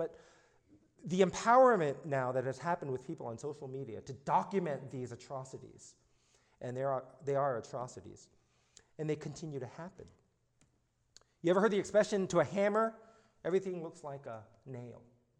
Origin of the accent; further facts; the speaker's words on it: Alexandria, Virginia, United States; I was born in Alexandria, Virginia, so I'm from the South.